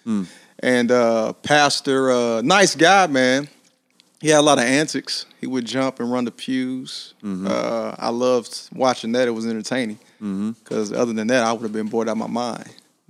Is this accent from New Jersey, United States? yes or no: no; Lexington, Kentucky, United States; Lexington, Kentucky. Born and raised.